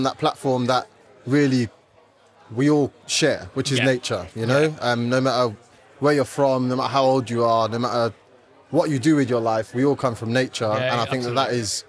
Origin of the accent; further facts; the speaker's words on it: London, United Kingdom; Yeah, I grew up in East London, born and raised East London for all my sins.